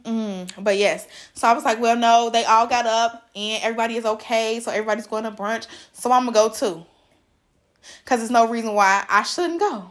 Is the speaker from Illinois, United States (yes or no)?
yes; Chicago, Illinois, United States; I'm from Chicago